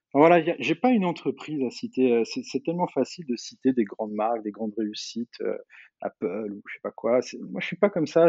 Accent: Normandy, France; je suis normand.

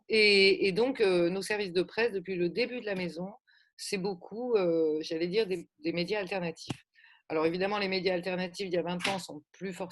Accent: Gers, South-West, Occitania, France; De chez nous, là, quand même Sud-Ouest, le Gers.

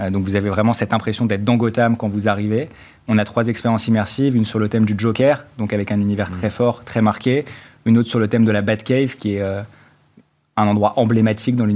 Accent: Normandy, France; En fait, initialement, on est originaire de Normandie.

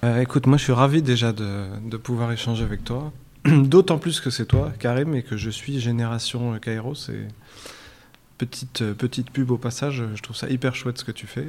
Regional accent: Versailles, Île-de-France, France; moved away as an adult; now in Morocco; moi j'ai grandi en France, en région parisienne, une, dans une ville qui s'appelle Versailles

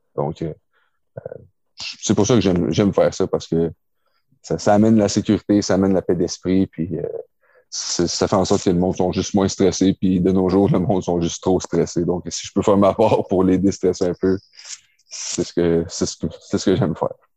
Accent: Quebec, Canada; j'ai grandi à Québec

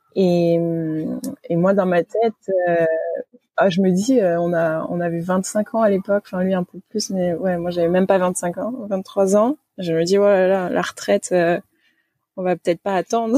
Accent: Toulouse, Occitania, France; moved away as an adult; also born or lived in Nantes; je suis originaire de Toulouse. donc, je suis née là-bas. J'ai fait la première partie de mes études et mes classes prépa là-bas

